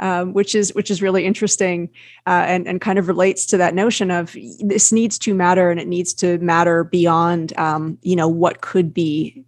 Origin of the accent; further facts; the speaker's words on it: New Jersey, United States; also born or lived in British Columbia, Canada; now in Gabriola Island, Canada; I'm originally from New Jersey